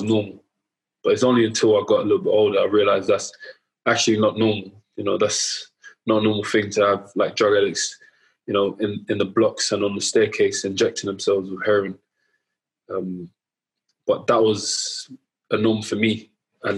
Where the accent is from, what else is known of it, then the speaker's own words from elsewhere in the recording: London, United Kingdom; grew up in Southeast London, around the Woolworth, Elephant and Castle area.